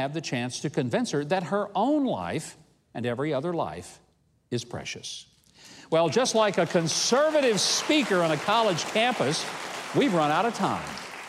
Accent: Arkansas, United States; Growing up in Arkansas

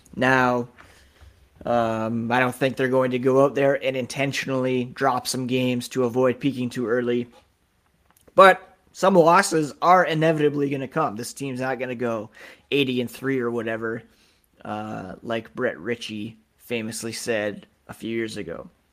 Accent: Canada; being Canadian.

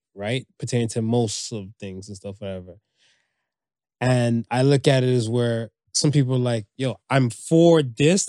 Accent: United States; I grew up in America

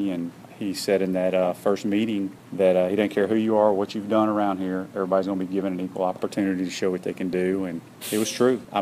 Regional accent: Mississippi, United States; I never heard of him growing up in Mississippi, you know

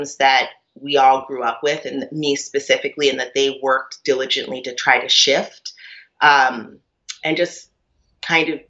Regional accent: Cambridge, Massachusetts, United States; moved away; also born or lived in New York; I grew up in Cambridge, Massachusetts at the time when, you know, it was pretty radical

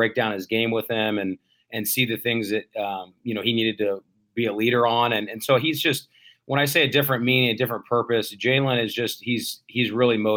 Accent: Bay Area, California, United States; I grew up in the Bay Area

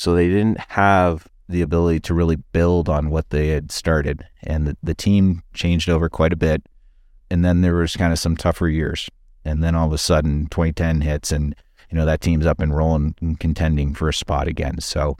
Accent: London, Ontario, Canada; I grew up in London, Ontario, and lived there for the first 12 years.

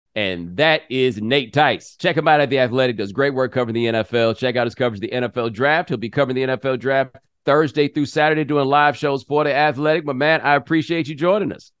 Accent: the South, United States; I'm from the South

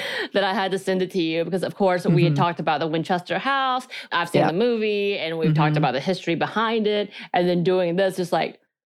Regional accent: South Korea; accent: Korean; English is a second language; I think mine's because of my Korean accent. Like I don't have one anymore, but growing up, younger, I did.

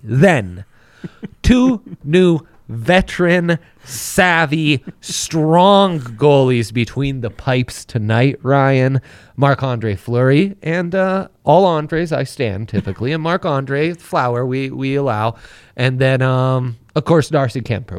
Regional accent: Italy; moved away; Growing up in Italy

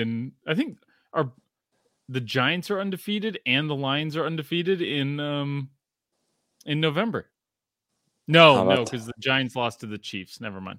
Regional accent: Australia; because I grew up in Australia, and like, can you do an Australian accent?

